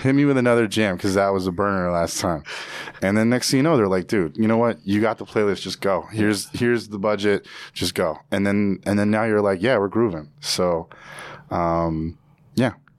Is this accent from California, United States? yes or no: no; Evanston, Illinois, United States; also born or lived in Virginia; growing up in Evanston, I was in very much of in a bubble.